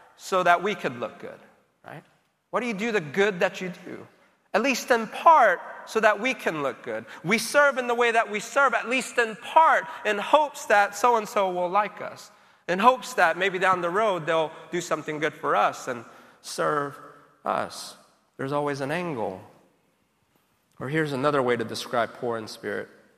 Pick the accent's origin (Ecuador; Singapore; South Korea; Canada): South Korea; now in United States; growing up in Korea, as a child